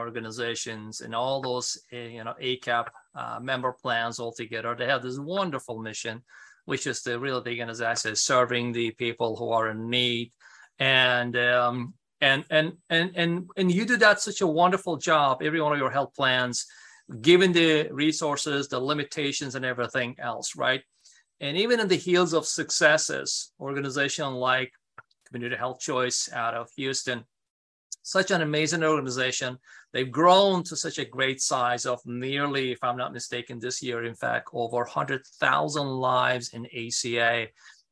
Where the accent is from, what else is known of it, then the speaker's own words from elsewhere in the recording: Istanbul, Turkey; moved away as an adult; now in United States; I was born in Turkey, Istanbul, grew up on the streets of Istanbul and various parts of Turkey